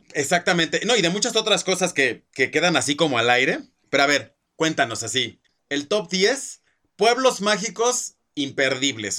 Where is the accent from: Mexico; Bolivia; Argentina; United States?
Mexico; nosotros como mexicanos